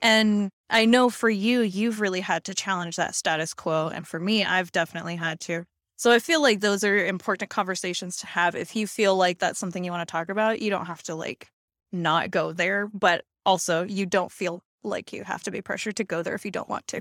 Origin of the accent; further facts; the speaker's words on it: Hawaii, United States; when I was growing up, 'cause I'm from Hawaii